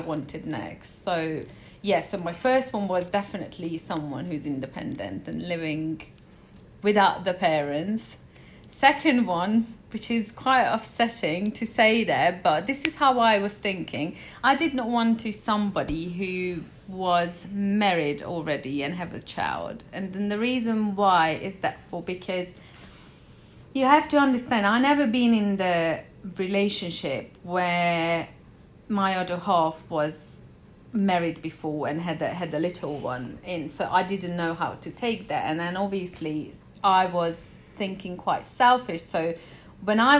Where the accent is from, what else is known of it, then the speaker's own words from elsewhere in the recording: Hungary; moved away as an adult; I'm from Hungary. I left Hungary